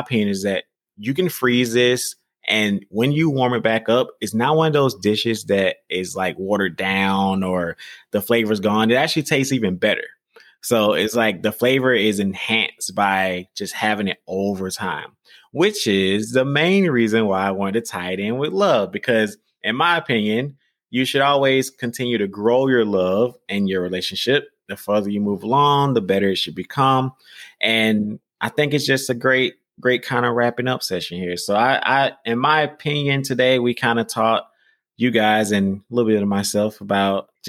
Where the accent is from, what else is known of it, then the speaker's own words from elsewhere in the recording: the South, United States; I'm from the South